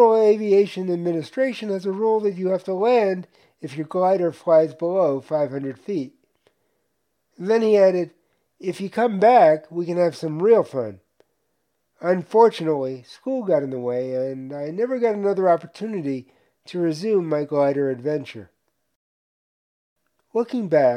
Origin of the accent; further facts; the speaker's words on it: New York, United States; moved away as an adult; also born or lived in Tucson, Arizona; Growing up in New York